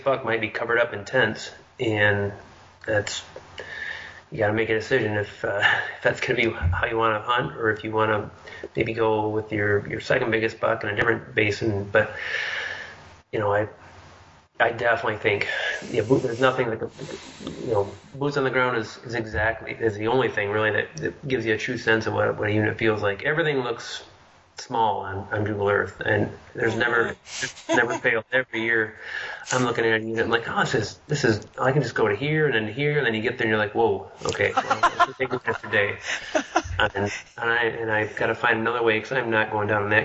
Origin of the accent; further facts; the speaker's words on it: Midwest, United States; being born, growing up in the Midwest